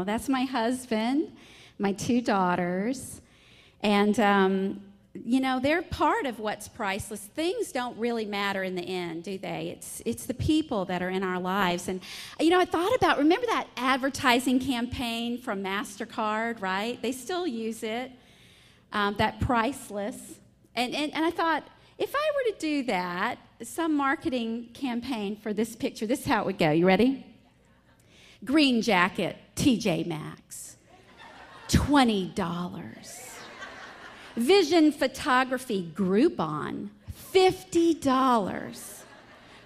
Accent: the South, United States; accent: Southern; from my strong accent and my sweet smile, I'm a Southern belle

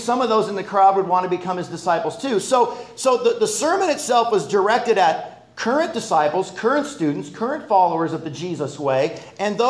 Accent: Los Angeles, California, United States; We're both native Angelenos. We're from Los Angeles. She grew up in Westchester. I grew up in the San Fernando Valley.

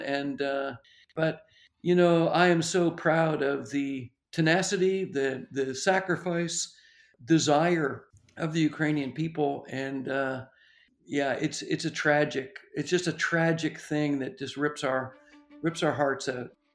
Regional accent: Ontario, Canada; I, I grew up in the Churches of Christ, and a little church in Ontario

